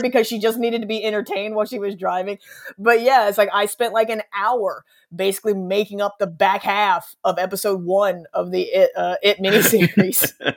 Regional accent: Missouri, United States; I grew up in Missouri, like, landlocked state

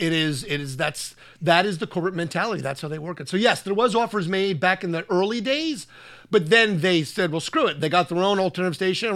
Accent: New Jersey, United States; You know, I went and saw a lot of concerts being that close to New York City.

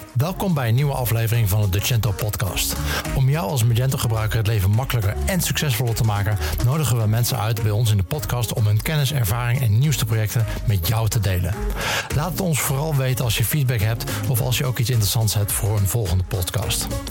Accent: Netherlands; als Hollanders

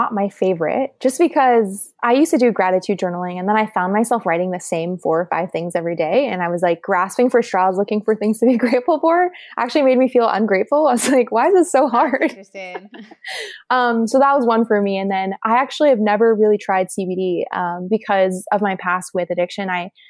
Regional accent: Shanghai, China; also born or lived in Taiwan / South Korea / Thailand; I grew up in Shanghai and Taiwan and we moved around a little bit. I spent some time in Korea and some time in Thailand more, but a lot of time in Asia.

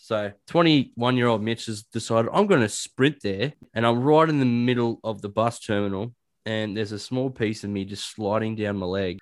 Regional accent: Dubbo, New South Wales, Australia; I was born in Dubbo

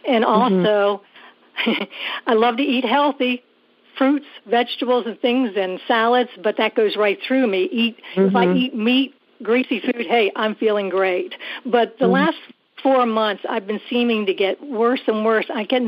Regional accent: South Carolina, United States; I am doing fine, and I'm from South Carolina.

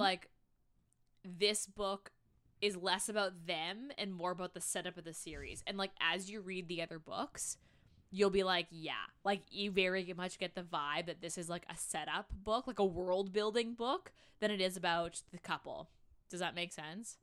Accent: Canada; We're Canadian

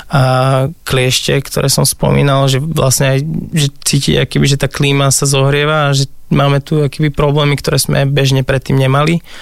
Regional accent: Žilina Region, Slovakia; ja som z Oravy, a oco nám stával také uh, tunele v snehu, kde sme sa nah- nah- naháňali

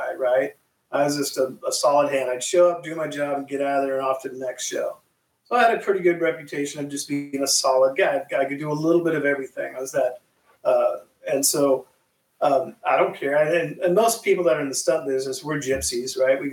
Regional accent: Arcadia, California, United States; I grew up there, not too far from you, in Arcadia, when I was actually in Southern California, where Santa Anita Racetrack is.

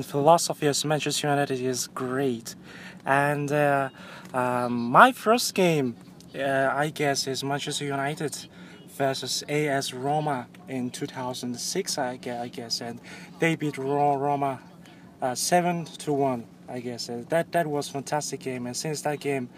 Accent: Mongolia; I'm from Mongolia

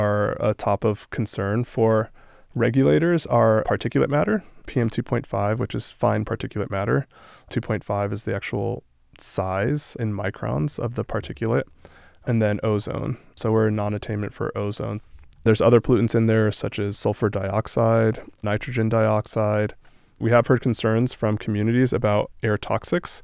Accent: Los Angeles, California, United States; now in Colorado, United States; I grew up in Southern California, like on the east side of Los Angeles

